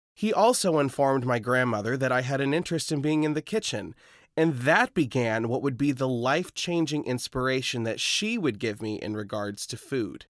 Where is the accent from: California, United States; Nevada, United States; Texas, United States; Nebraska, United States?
Nebraska, United States; Lincoln; my hometown of Lincoln